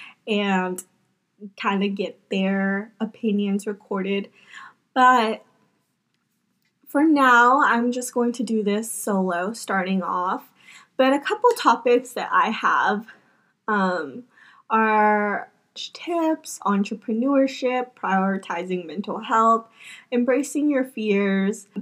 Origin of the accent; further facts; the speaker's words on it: Mississippi, United States; I was born and raised here in Mississippi